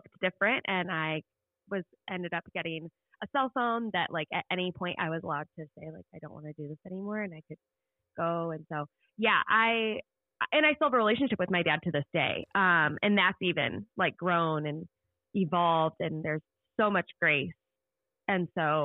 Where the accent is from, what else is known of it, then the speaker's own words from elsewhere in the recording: Indiana, United States; I grew up in Indiana